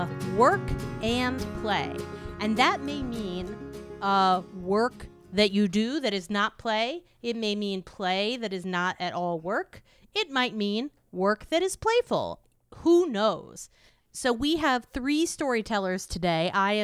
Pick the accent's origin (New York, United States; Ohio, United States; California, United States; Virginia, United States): New York, United States; New York City; When I grew up in Park Slope, there was a part of my neighborhood where you could walk to school and count the crack vials. It was a different neighborhood then.